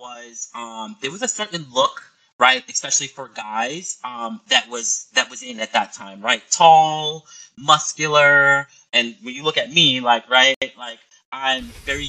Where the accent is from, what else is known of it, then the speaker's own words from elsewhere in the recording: Boston, Massachusetts, United States; moved away as an adult; also born or lived in New York City; when I moved to New York City, I probably was about 19 or 20 years old, and I grew up in Boston, right?